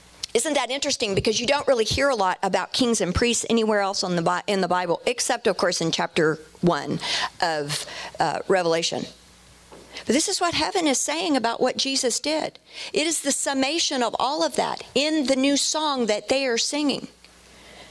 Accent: Dallas, Texas, United States; I'm from Dallas, so I say Melchizedek

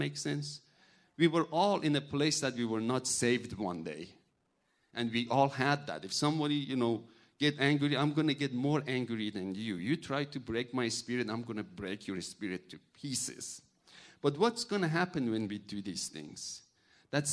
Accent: Iran; English is a second language; now in United States; I'm from a Muslim background. I'm from Iran.

